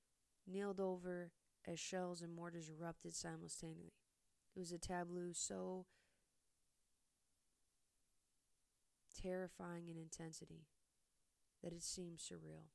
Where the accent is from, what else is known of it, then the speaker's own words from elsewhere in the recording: United States; I am an American